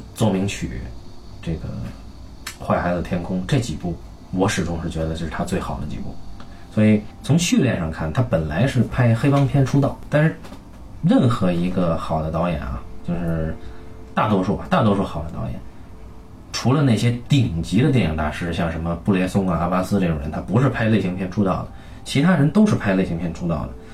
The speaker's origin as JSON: {"language": "Chinese", "country": "China", "said": "我们中国人"}